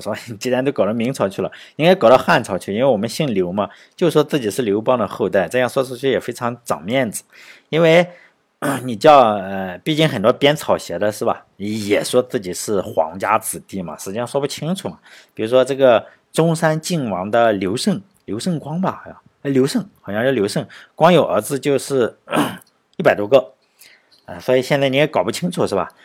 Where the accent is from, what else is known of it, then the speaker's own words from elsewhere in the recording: Laiwu, Shandong, China; moved away; 我出生在山东莱芜的一个农村